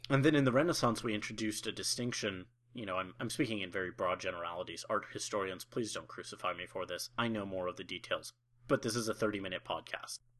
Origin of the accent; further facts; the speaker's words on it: Colorado, United States; moved away as an adult; also born or lived in Oklahoma; my home state of Colorado